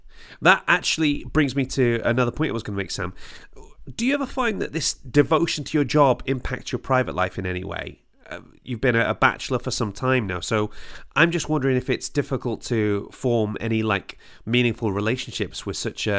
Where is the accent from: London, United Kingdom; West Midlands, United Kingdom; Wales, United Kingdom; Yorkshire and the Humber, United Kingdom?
Wales, United Kingdom; I'm Welsh. Everybody in Wales knows everybody else.